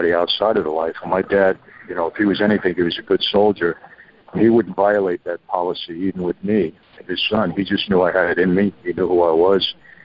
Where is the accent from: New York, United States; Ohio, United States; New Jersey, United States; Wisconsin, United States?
New York, United States; New York City; also born or lived in Long Island, New York; I was born and raised in New York, first Brooklyn, then moved out to Long Island